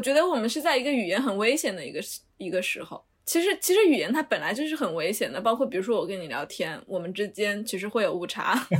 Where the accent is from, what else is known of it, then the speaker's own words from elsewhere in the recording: Sichuan, China; now in Beijing, China; 我们四川人